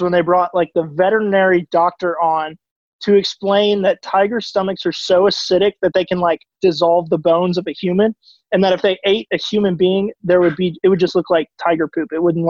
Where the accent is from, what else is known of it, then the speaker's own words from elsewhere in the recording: Texas, United States; I'm from Texas